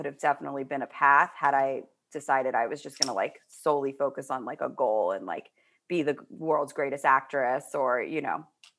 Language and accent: English; Manhattan, New York, United States; I was like from Manhattan. Everybody else was from Long Island. So like I had this big, it's a very different energy when you're like from the suburbs versus city kid.